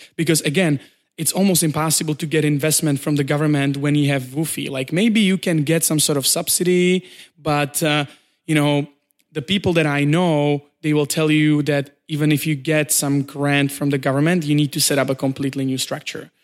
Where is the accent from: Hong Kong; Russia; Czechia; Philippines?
Czechia; moved away as an adult; also born or lived in Prague, Czech Republic; now in China; I come from Czech Republic, uh, and, uh, I moved to China approximately two and a half years ago.